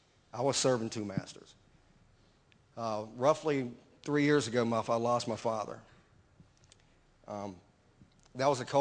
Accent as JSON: {"language": "English", "town": "Baton Rouge", "region": "Louisiana", "country": "United States", "said": "I'm from Baton Rouge"}